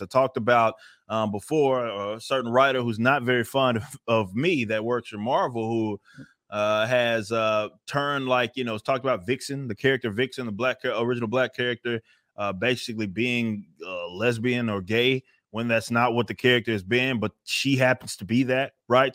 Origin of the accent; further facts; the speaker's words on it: Texas, United States; I'm, I'm from Texas